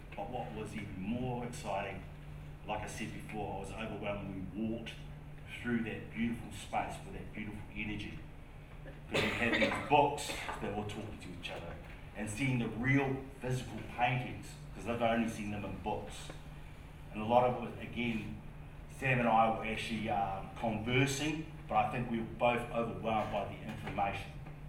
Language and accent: English; Hamilton, Waikato, New Zealand; So I'm from Hamilton, but my family originally from the East Coast.